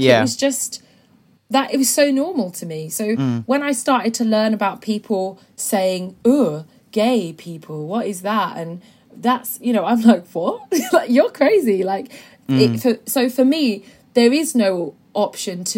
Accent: Norwich, East of England, United Kingdom; growing up in Norwich as a little brown kid with a lesbian mum

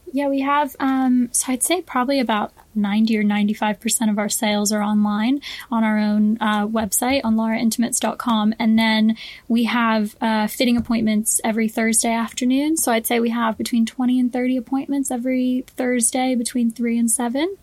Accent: Boston, Massachusetts, United States; moved away as an adult; now in London, United Kingdom; I grew up in Boston in the States um, and I moved to London when I was 18

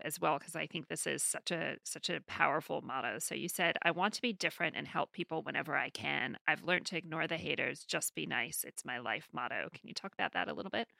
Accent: New York City, New York, United States; this is my hometown

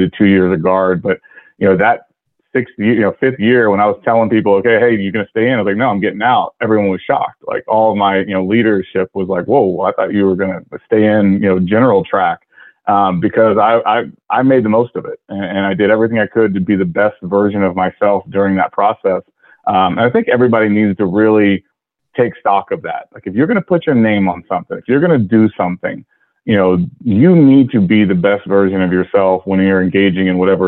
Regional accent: Austin, Texas, United States; I'm from Austin. I was going to go to UT.

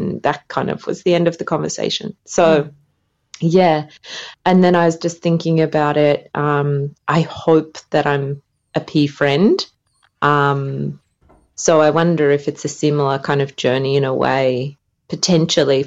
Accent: Australia; now in Finland; I'm obviously Australian

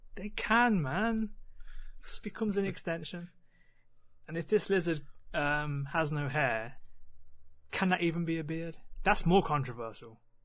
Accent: West Midlands, United Kingdom; we're the Midlands. We're, we're, we're kind of in the middle

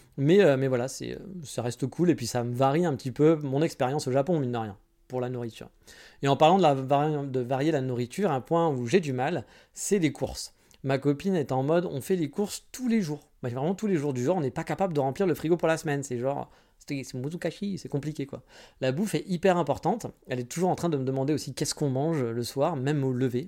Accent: France; now in Japan; je suis français

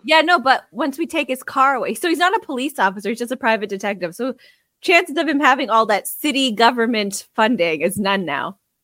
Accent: Canada; we're Canadian.

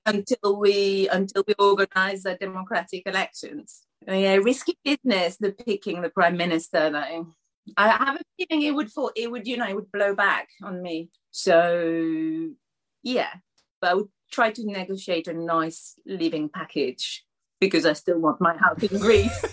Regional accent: Paris, Île-de-France, France; now in Ramsgate, United Kingdom; I think Paris is still my hometown

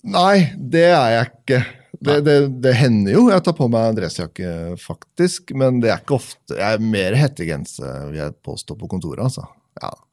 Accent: Tønsberg, Vestfold, Norway; vi hadde et fantastisk miljø når jeg vokste opp i, i Tønsberg.

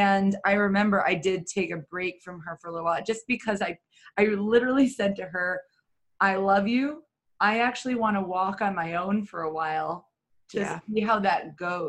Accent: New York City, New York, United States; I'm from New York City

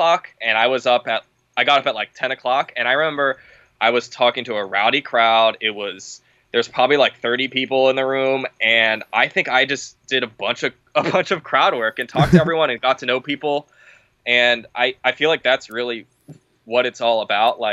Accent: Los Angeles, California, United States; I grew up out here. All my friends are from here.

